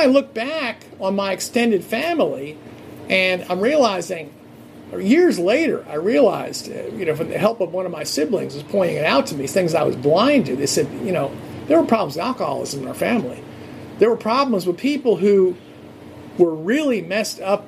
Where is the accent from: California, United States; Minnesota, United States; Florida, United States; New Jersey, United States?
New Jersey, United States; growing up in New Jersey, Irish Catholic